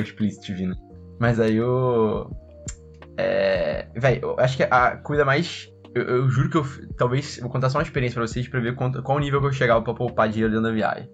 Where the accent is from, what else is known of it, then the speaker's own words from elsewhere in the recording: Resende, Rio de Janeiro, Brazil; now in Rio de Janeiro, Brazil; Eu conheço muito do interior do estado, que eu nasci em Resende